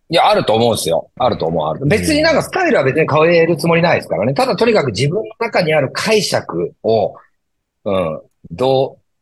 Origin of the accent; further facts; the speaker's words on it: Shimonoseki, Yamaguchi, Japan; 僕はあのエリア生まれ、あのエリア育ちなんで